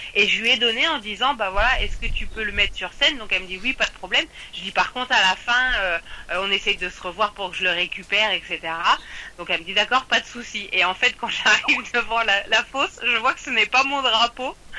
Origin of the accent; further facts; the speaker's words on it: France; en tant que Français